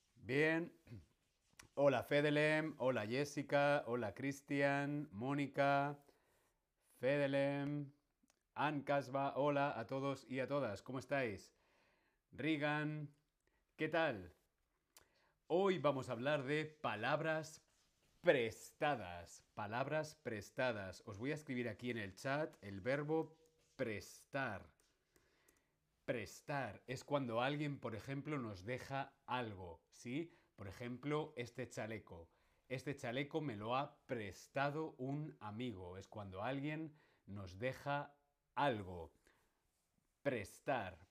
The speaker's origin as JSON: {"language": "Spanish", "town": "Alcalá de Henares", "region": "Community of Madrid", "country": "Spain", "tie": "born or raised there", "said": "Yo nací en la ciudad Alcalá de Henares."}